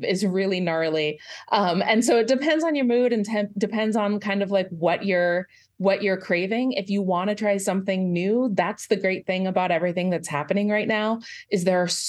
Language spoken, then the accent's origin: English; Lake Stevens, Washington, United States; now in Nashville, United States; I grew up in Lake Stevens, Washington